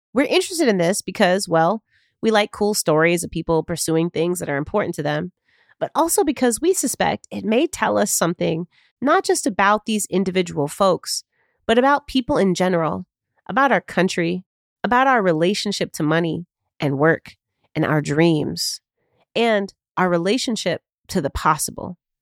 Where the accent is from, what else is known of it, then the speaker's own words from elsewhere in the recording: Chicago, Illinois, United States; I live and work in Chicago, my hometown